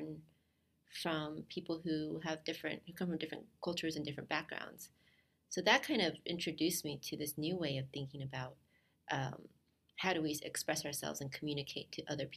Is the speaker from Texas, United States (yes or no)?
yes; Dallas, Texas, United States; moved away as an adult; I'm originally from Texas, grew up in Dallas